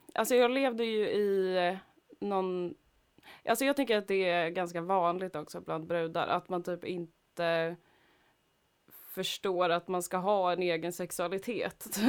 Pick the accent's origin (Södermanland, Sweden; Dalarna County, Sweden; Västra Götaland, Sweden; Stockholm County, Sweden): Stockholm County, Sweden; Stockholm; jag var från Husby Akalla